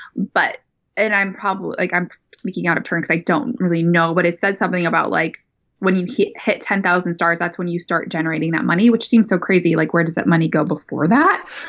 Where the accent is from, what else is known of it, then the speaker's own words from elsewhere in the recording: North Dakota, United States; also born or lived in California; now in Sacramento, United States; born and raised, man, in North Dakota